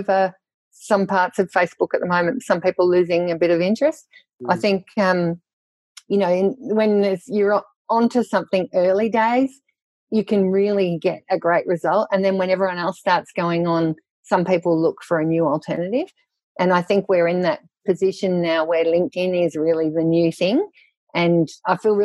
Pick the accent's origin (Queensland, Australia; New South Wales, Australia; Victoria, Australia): Victoria, Australia; South Gippsland; I was brought up in South Gippsland in Victoria, down the bottom there